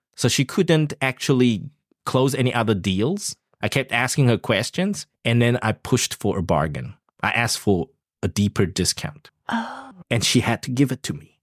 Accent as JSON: {"language": "English", "country": "South Africa", "moved": "yes", "lives_now": "Taiwan", "said": "I come from South Africa, a developing country."}